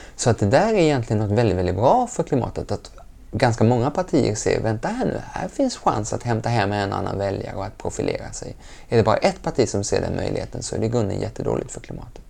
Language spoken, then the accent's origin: Swedish; Lund, Skåne, Sweden; also born or lived in Geneva; Jag är uppväxt gröna vågare och vi hade kompost innan ordet var uppfunnet hemma i Lund